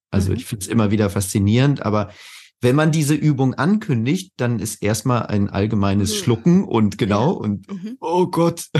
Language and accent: German; Spain; now in Germany; ich bin ja halb Spanier, also ich bin auch in Spanien aufgewachsen